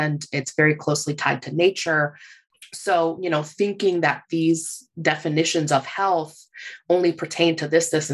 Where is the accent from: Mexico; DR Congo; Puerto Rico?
Puerto Rico; I'm from Puerto Rico